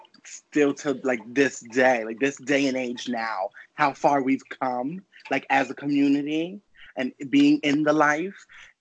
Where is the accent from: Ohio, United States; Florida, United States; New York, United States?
New York, United States; New York City; I'm from Queens, New York.